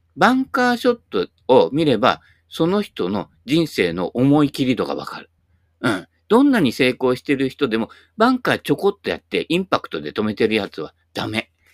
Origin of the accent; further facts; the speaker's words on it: Kashiwa, Chiba, Japan; also born or lived in Kanagawa; 俺はあの、都会の生まれだからね。はい。都会と言っても柏だけどね。あ、生まれたのはもっとね、神奈川ですからね。